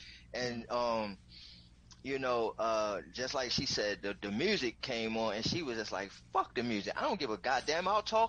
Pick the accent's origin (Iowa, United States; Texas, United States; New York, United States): New York, United States; I'm from New York. okay? I'm from New York.